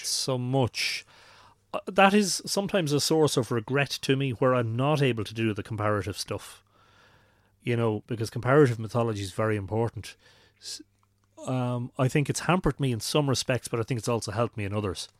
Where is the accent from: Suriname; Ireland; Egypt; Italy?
Ireland; Drogheda, Leinster; I'd been growing up in Drogheda